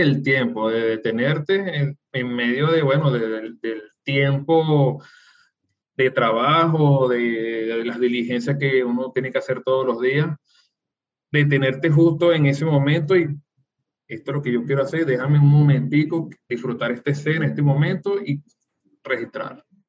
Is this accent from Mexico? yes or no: no; Venezuela; así como nosotros somos los venezolanos